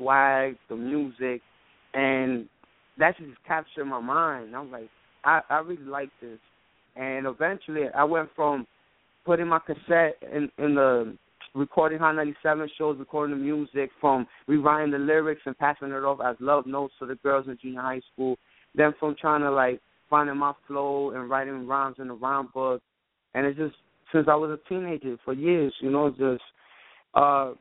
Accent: New York City, New York, United States; I'm born and raised in New York City, born and raised Washington Heights, Uptown

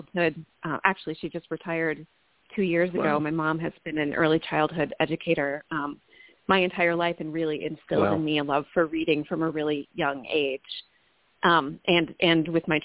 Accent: Minnesota, United States; also born or lived in New York; I grew up in Minnesota

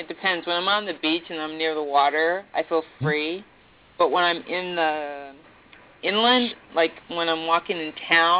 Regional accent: U.S. Virgin Islands; now in Alaska, United States; I was born in St. Croix.

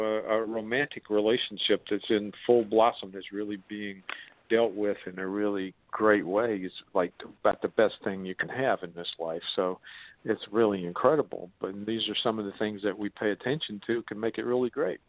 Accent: the South, United States; accent: southern; that's my southern accent

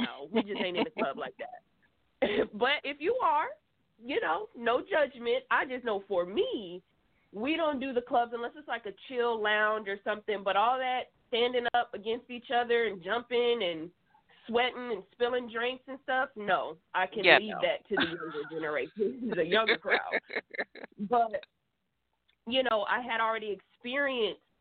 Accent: Atlanta, Georgia, United States; moved away as an adult; now in California, United States; I was born and raised in Atlanta

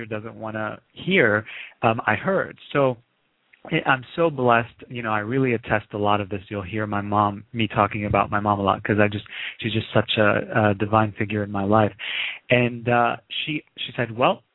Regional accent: Lebanon; moved away; I was born in the Middle East. I grew up in Lebanon during the Civil War.

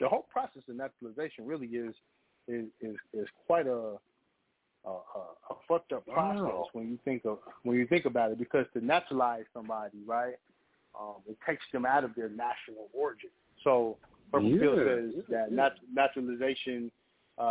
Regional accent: New Orleans, Louisiana, United States; now in Kansas City, United States; I'm originally from New Orleans. But I'm in the metro though

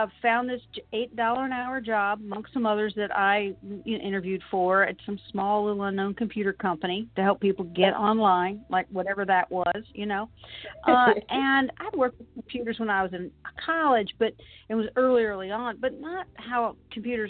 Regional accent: Williamsburg, Virginia, United States; I was actually born and raised in Williamsburg, Virginia

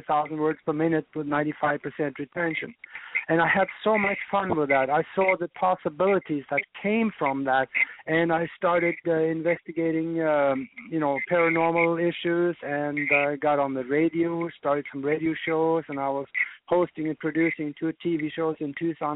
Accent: Norway; moved away as an adult; now in United States; I was born and raised over in Northern Europe in Norway. And I grew up there on a farm

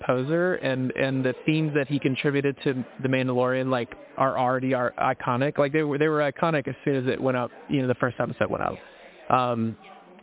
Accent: Mississippi, United States; I'm from Mississippi.

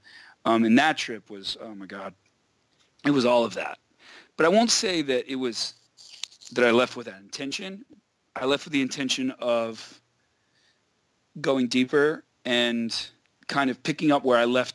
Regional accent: Quincy, Florida, United States; moved away; also born or lived in Israel; I grew up outside of Tallahassee in this little town called Quincy, Florida, which is like right near the border of Georgia

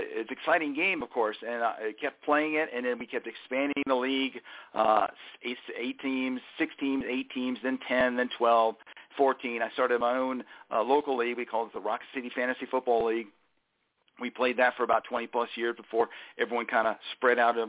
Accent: Huntsville, Alabama, United States; also born or lived in Port Jefferson, New York; I was born in Port Jefferson, Long Island, New York. Lived there for the first 6 or 7 years of my life. And then my dad took a job and moved to the family down south and lived in Huntsville, Alabama, space and rocket city, capital of the world, for more than 30 years

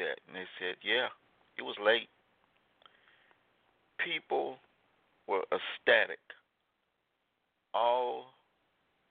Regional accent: Selma, Alabama, United States; Growing up in Selma, Alabama

